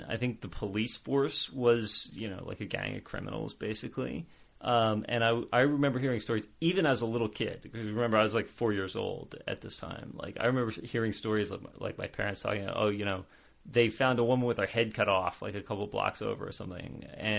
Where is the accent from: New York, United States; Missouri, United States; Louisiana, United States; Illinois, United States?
Louisiana, United States; New Orleans; Originally, I'm from New Orleans. I was born in New Orleans in 1983.